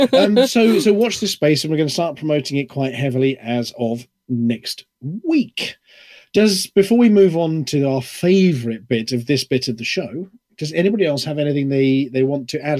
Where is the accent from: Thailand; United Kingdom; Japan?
United Kingdom; I'm British